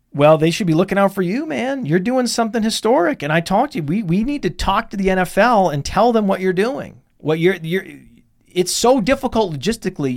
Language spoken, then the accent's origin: English; Millinocket, Maine, United States; now in Connecticut, United States; when I was growing up in Millinocket, Maine, which is northern Maine